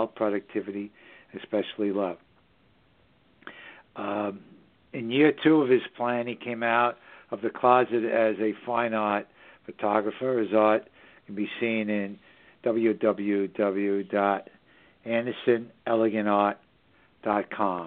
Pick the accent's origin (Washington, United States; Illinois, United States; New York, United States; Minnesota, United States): New York, United States; New York City; It's just the northern suburbs of New York City, my hometown